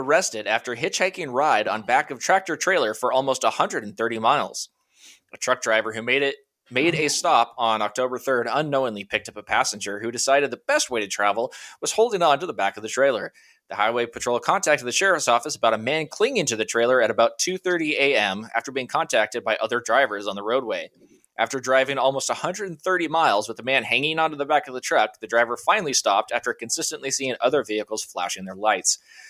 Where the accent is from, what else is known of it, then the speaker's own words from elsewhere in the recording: Washington, United States; All the Texas listeners are screaming at me right now, I'm sure. I'm from Washington State.